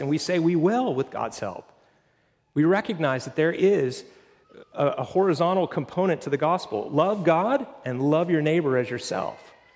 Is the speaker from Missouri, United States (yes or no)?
no; Pennsylvania, United States; now in Florida, United States; I grew up in Pennsylvania